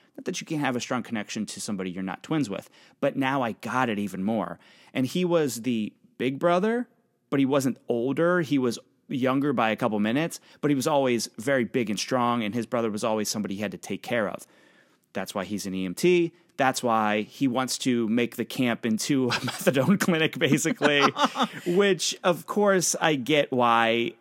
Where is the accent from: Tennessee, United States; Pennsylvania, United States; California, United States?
Pennsylvania, United States; now in New York City, United States; I'm from Pennsylvania. That's, that's where I come from. My family's there.